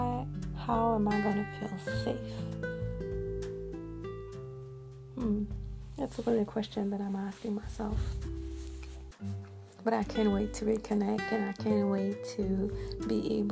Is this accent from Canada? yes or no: yes; Montreal, Quebec, Canada; here in Montreal, my hometown, that's where I live